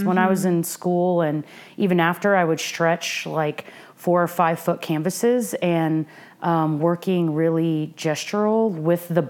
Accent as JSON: {"language": "English", "town": "Norman", "region": "Oklahoma", "country": "United States", "tie": "born or raised there", "said": "I grew up in Norman, Oklahoma"}